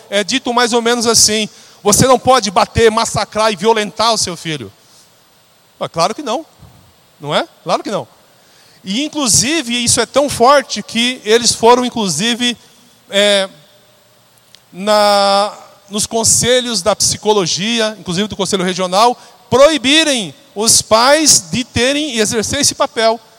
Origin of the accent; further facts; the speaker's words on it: São Paulo, Brazil; now in São José dos Campos, Brazil; Logo na minha infância, eu tinha um pastor em São Paulo, ainda quando morava lá, eu sou de São Paulo.